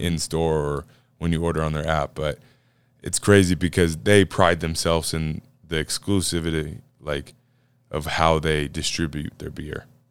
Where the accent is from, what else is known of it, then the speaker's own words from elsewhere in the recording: Iowa, United States; out of Decorah, Iowa, shout out my home state